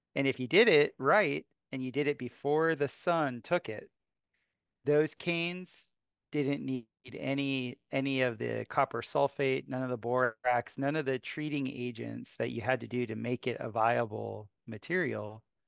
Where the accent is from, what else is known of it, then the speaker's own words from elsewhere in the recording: South Florida, United States; also born or lived in Costa Rica / Asia; now in Missouri, United States; I grew up in South Florida